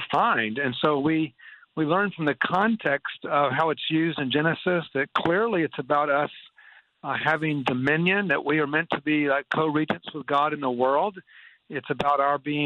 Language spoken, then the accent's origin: English; Atlanta, Georgia, United States; moved away as an adult; also born or lived in Boston area / North India; I grew up in Atlanta, Georgia